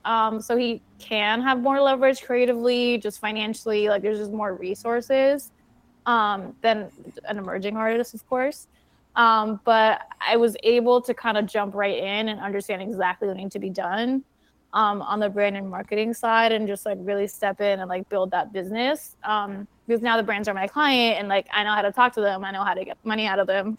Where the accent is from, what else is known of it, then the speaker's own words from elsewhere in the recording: Puerto Rico; I'm from Puerto Rico